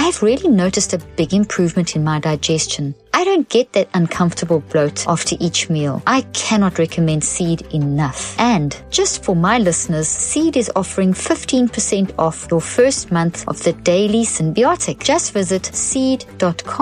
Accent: South Africa; moved away; I grew up in South Africa where rugby is a religion

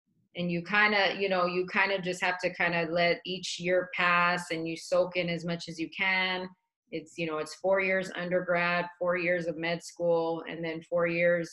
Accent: Dallas, Texas, United States; also born or lived in El Paso, Texas; now in Phoenix, United States; I was born in El Paso, but we grew up in Dallas

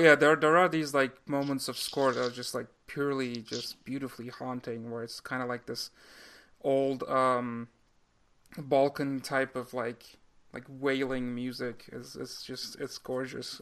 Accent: Turkey; moved away; when I was growing up in Turkey

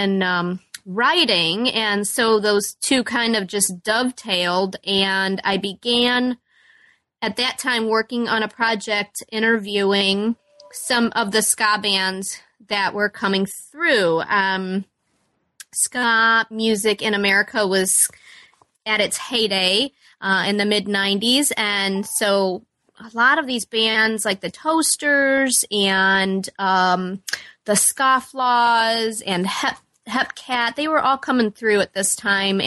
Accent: Chesterton, Indiana, United States; also born or lived in Peoria, Illinois / Chicago, Illinois; I grew up in Chesterton, Indiana, and I still live in Chesterton, Indiana.

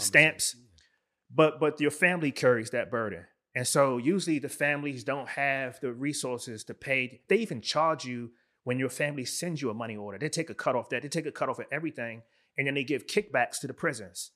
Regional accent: Washington, District of Columbia, United States; now in Baltimore, United States; I was born and raised in Washington, D C.

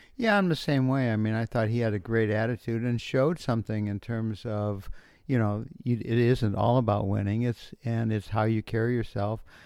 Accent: Denver, Colorado, United States; We're from Denver

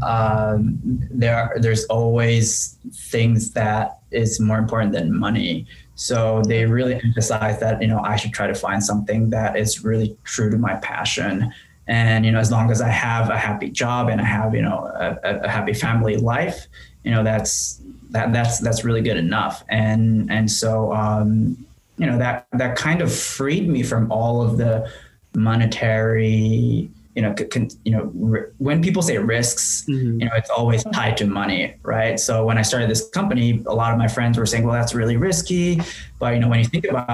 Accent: Tokyo, Japan; English is a second language; moved away as an adult; also born or lived in France; now in United States; I was born in Tokyo and raised as the only child in my family

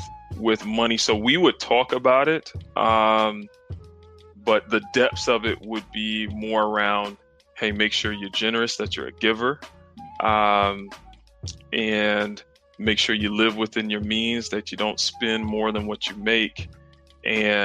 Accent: South Carolina, United States; I'm actually from the South. I'm from South Carolina. Grew up, got two siblings

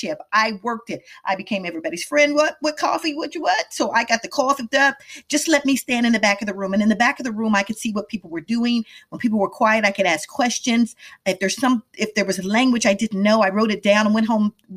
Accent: Midwest, United States; moved away as an adult; also born or lived in Washington, D.C. / Atlanta; I grew up in the Midwest

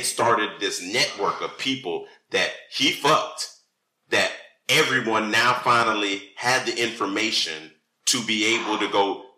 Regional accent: Miami, Florida, United States; We're from Miami. You know, we're from Miami

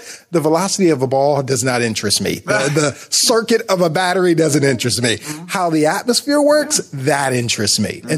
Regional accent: Akron, Ohio, United States; also born or lived in Columbus, Ohio / Greensboro, North Carolina / Dayton, Ohio; I was born and raised in Akron and stayed there till I was about 19

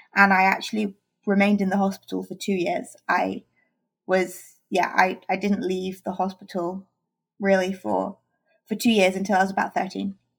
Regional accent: England, United Kingdom; I'm from England, and in England we uh, transition to high school.

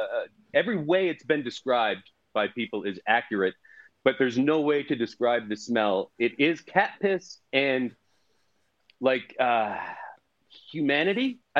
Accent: Herkimer, New York, United States; born or raised there

